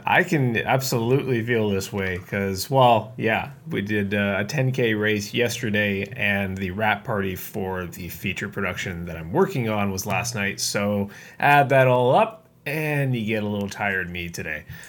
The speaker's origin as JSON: {"language": "English", "country": "Canada", "said": "I'm Canadian"}